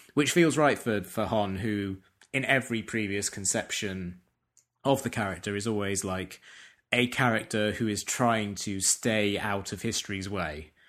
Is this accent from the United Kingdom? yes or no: yes; England, United Kingdom; as an English person